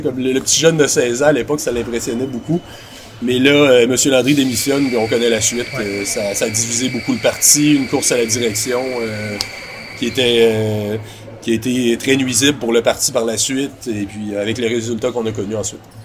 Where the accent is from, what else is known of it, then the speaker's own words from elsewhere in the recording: Quebec City, Quebec, Canada; J'étais à Québec à l'époque, je viens de Québec